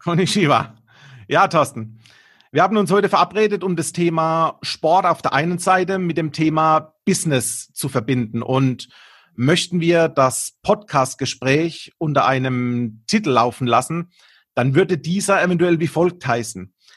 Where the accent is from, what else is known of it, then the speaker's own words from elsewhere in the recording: Karlsruhe, Mannheim, Heidelberg region, Baden-Württemberg, Germany; accent: Baden; ich komme aus der Region Karlsruhe, Mannheim, Heidelberg